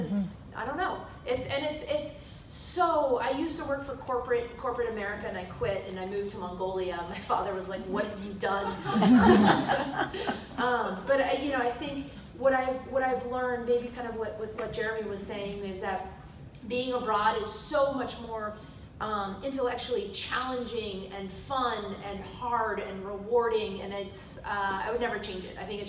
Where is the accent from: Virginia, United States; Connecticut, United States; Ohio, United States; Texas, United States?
Virginia, United States; Virginia Beach; So I'm actually from Virginia Beach.